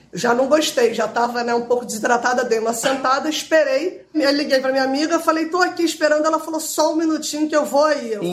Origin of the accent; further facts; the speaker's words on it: Rio de Janeiro, Brazil; eu sou do Rio